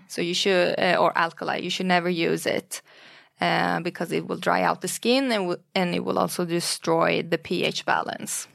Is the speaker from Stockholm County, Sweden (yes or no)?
yes; Stockholm, Stockholm County, Sweden; also born or lived in Iran; I was born in Iran during the Iran and Iraq War in the eighties. And then my parents fled to Sweden due to the war and due to political reasons. So we grew up in Sweden, in Stockholm